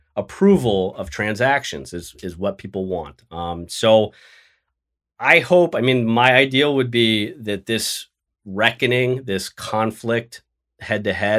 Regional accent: Los Angeles, California, United States; now in New York, United States; I'd move to LA where I grew up in the San Fernando Valley and challenge him for that seat

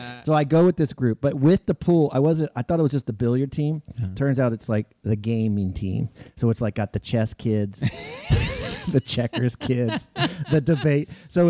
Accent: Texas, United States; I grew up in Texas

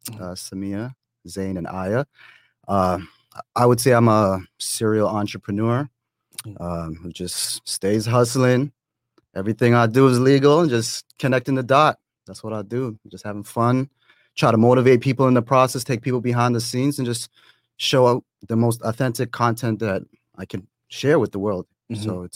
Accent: Toronto, Ontario, Canada; now in Atlanta, United States; I am originally from Toronto, but I live in Atlanta.

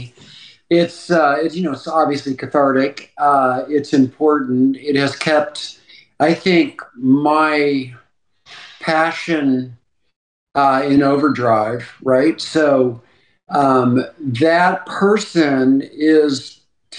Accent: Texas, United States; moved away; also born or lived in New York; growing up in Texas, I was fortunate to have two older brothers

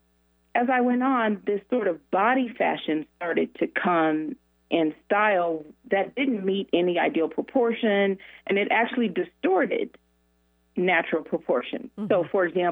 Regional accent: Denver, Colorado, United States; I grew up in Denver

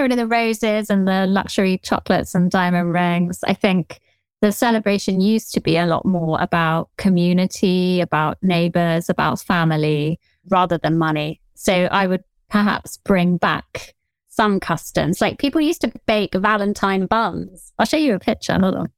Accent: southern England, United Kingdom; accent: Generic Southern

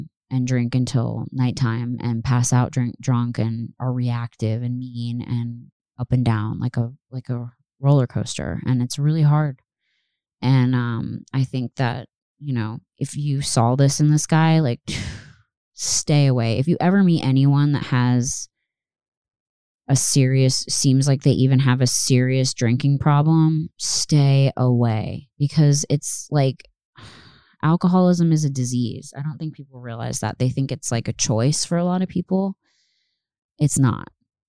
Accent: the South, United States; Granted, we're from the South, so we hear all kinds of crazy animals

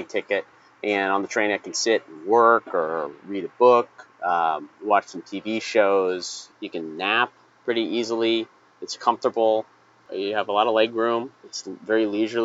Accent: Carlisle, Pennsylvania, United States; now in Pittsburgh, United States; I grew up in Carlisle and went to high school here

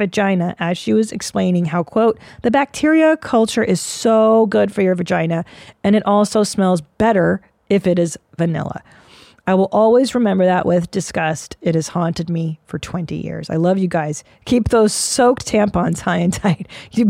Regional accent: Sweden; English is a second language; I grew up in Sweden with hippie/new-agey parents.

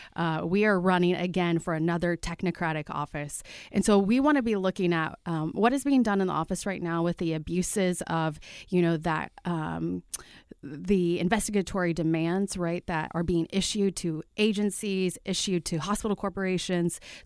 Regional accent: Martinsville, Indiana, United States; I grew up in Martinsville, right? Uh, my own hometown.

